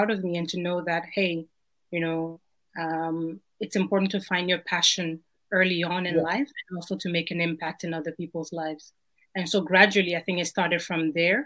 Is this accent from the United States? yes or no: no; Belgium; born or raised there; moved away as an adult; also born or lived in Ghana / Berlin